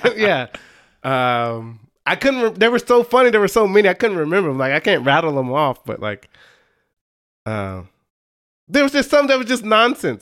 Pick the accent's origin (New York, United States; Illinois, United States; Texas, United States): Texas, United States; Dallas; I grew up in the Dallas area